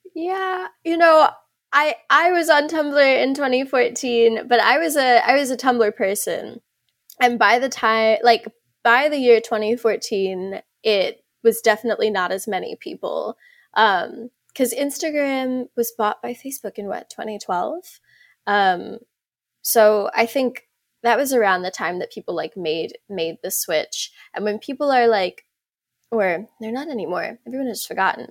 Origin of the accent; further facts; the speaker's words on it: South Africa; I'm South African